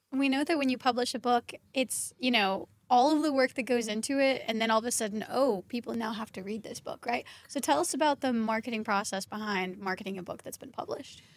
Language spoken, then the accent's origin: English; Kentucky, United States; I'm from Kentucky, and we had worked with a high end barbershop in Kentucky